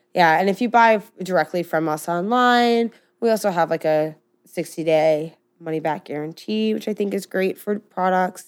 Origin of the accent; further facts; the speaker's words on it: United States; I do come from some privilege, as I mean, anybody growing up in America